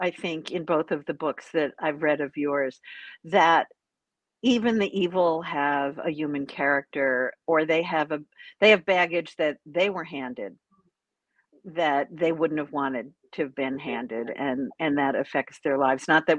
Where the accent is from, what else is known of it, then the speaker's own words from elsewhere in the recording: New York, United States; part of it is because I'm a New Yorker and you're a New Yorker, at least in our youth